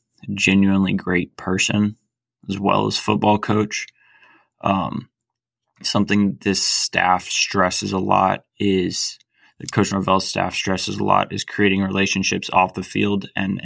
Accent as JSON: {"language": "English", "town": "Tallahassee", "region": "Florida", "country": "United States", "tie": "born or raised there", "said": "I'm also an FSU grad, and I grew up here in Tallahassee"}